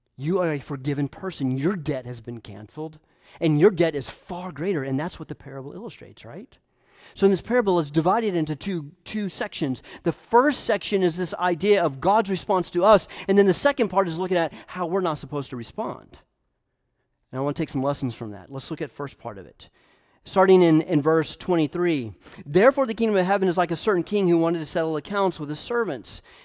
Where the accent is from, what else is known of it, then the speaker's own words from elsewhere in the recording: Knoxville, Tennessee, United States; I'm a Tennessee guy. I'm from Knoxville.